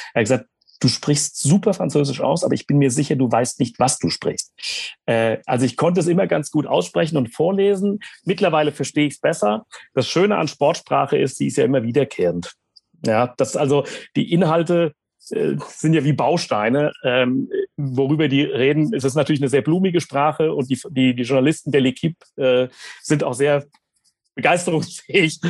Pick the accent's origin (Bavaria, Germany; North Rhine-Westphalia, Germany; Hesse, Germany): Hesse, Germany; was ist die Hessen-Rundfahrt in meinem Heimatland